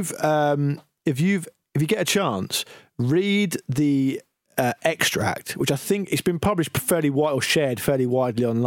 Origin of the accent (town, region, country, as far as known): United Kingdom